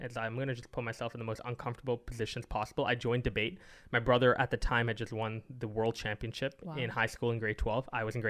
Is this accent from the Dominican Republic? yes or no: no; Singapore; I lost to Singapore, which is where I'm born. So it's kind of sad to lose to your home country, in my home country